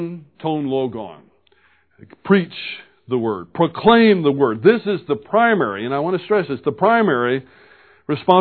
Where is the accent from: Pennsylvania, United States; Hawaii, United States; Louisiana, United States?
Louisiana, United States; Baton Rouge; I was born in Baton Rouge, Louisiana, and have fine parents